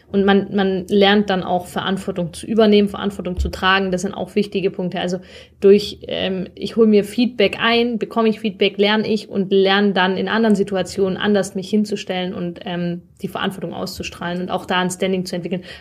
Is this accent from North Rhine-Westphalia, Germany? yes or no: no; Zuffenhausen, Baden-Württemberg, Germany; wir sind {S0} beide in Zuffenhausen geboren und aufgewachsen, kennen die uns halt schon oft als Stöpsel irgendwie